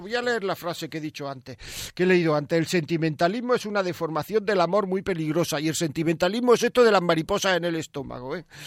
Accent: Granada, Andalusia, Spain; Yo, yo no soy de Montejica, soy de Granada, pero mis cuatro abuelos eran de Montejica

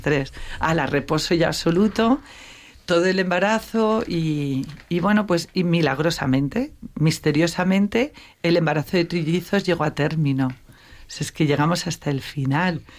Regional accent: Navarre, Spain; moved away as an adult; also born or lived in Madrid; yo sí que procedo de una familia de fe, navarra

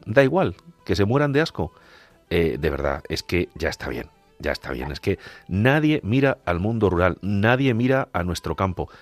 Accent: Agudo, Castilla-La Mancha, Spain; soy hermano de una hermandad en mi pueblo en Agudo

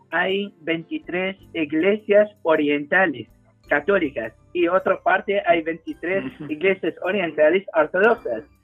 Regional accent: Spain; born there; yo creo que nací aquí

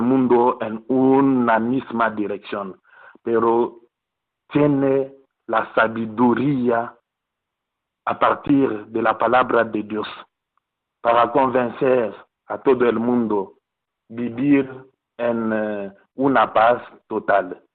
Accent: DR Congo; Spanish is a second language; moved away

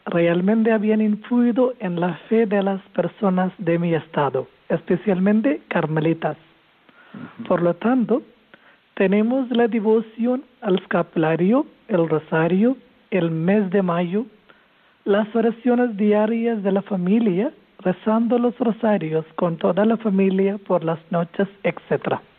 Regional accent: Kerala, India; now in Tarragona, Spain; Sí, soy de la India, soy de Kerala

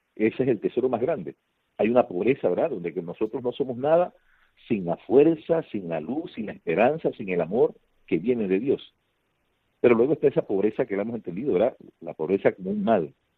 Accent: Panama; venimos de Panamá

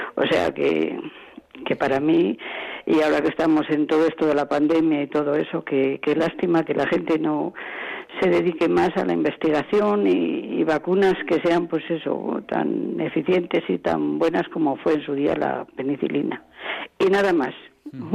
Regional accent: Segovia, Castile and León, Spain; also born or lived in Madrid; soy de un pueblecito de Segovia

